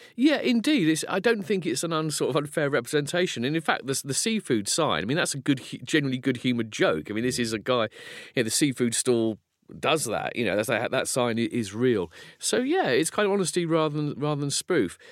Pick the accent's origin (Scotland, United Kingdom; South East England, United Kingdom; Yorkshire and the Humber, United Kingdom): South East England, United Kingdom; Folkestone; I grew up in Folkestone in Kent, which is a seaside resort.